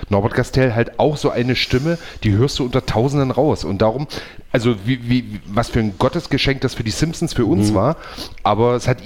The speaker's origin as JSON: {"language": "German", "country": "Germany", "said": "für uns als Deutsche ist es natürlich nicht so."}